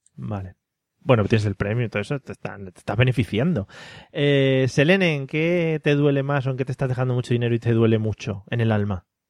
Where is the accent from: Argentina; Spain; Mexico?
Spain; a village in Toledo, Castilla-La Mancha; somos de Toledo, somos de Toledo, un pueblo de Toledo